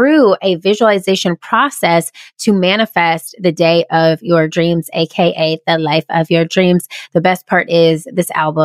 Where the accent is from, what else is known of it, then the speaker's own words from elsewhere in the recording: Georgia, United States; also born or lived in South Carolina; when I was 8 years old, I moved from my hometown in South Carolina to another town in Georgia